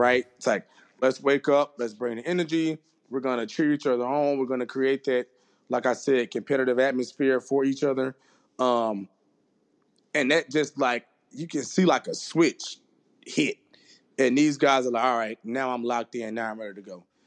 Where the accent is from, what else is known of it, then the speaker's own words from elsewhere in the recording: Jackson, Mississippi, United States; I'm originally from Jackson, Mississippi